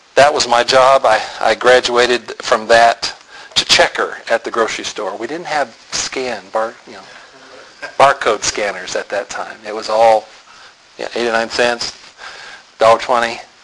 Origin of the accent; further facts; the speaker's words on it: Tulsa, Oklahoma, United States; I was born in Tulsa